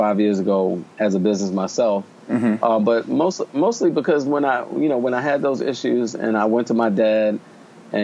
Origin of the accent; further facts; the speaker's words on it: Baltimore, Maryland, United States; moved away; also born or lived in Chile; I'm from Baltimore